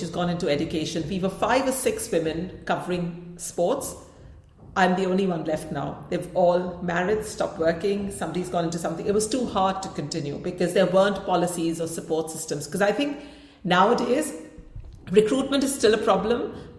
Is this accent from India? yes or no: yes; India; because obviously I come from India, like whatever.